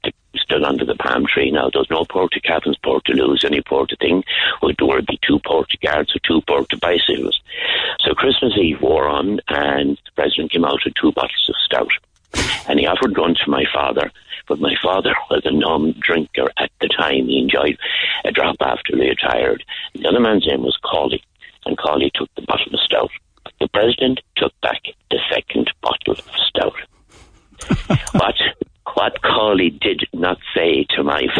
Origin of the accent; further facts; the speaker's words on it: Ireland; my hometown called Ballyhadrane